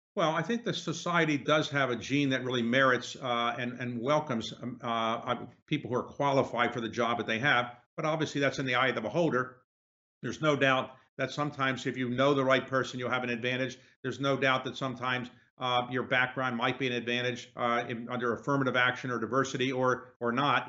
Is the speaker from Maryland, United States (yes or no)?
yes; Baltimore, Maryland, United States; where I grew up in Baltimore